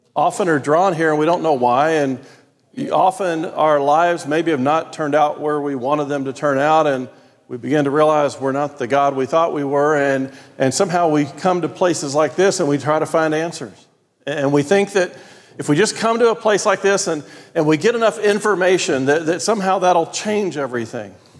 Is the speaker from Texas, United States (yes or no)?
yes; Texas, United States; accent: Texan; I grew up in a place where, in my language, none of those things mattered.